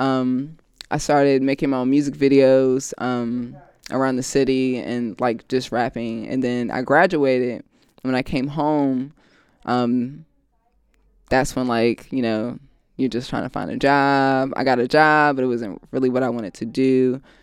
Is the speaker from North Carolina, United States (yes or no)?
yes; Raleigh, North Carolina, United States; now in Los Angeles, United States; I'm from Raleigh, North Carolina. Um, I'm the only child